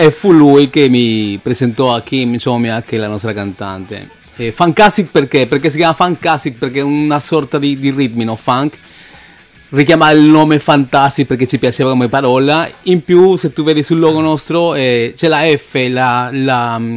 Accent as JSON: {"language": "Italian", "country": "Peru", "lives_now": "Italy", "said": "Allora, innanzitutto vengo dal Perù, ormai sono"}